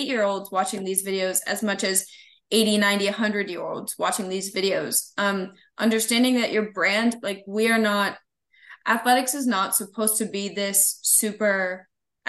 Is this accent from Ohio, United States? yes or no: yes; Columbus, Ohio, United States; I'm from like Columbus, Ohio. Like I was an Ohio State fan from the minute I was born. I was born like in Ohio State Hospital, right?